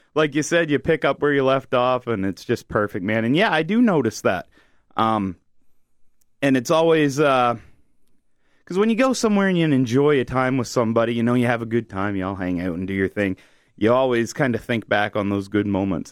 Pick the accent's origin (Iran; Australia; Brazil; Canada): Canada; New Brunswick; I'm from New Brunswick